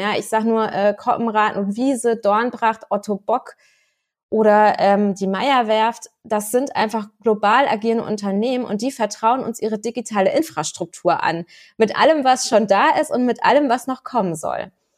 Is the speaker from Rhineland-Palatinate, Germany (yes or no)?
yes; Rhineland-Palatinate, Germany; Ich als Pfälzerin